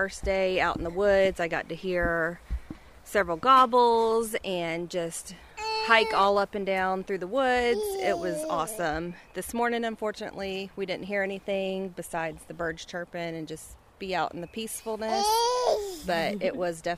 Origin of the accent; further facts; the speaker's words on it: Moncks Corner, South Carolina, United States; I'm from Monk's Corner, South Carolina.